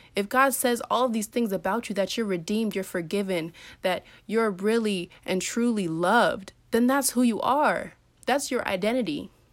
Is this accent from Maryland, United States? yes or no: yes; Maryland, United States; I'm from Maryland